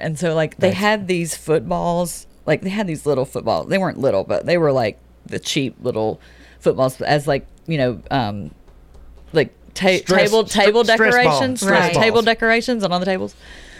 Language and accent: English; the South, United States; I'm new and I'm young and I'm from the South.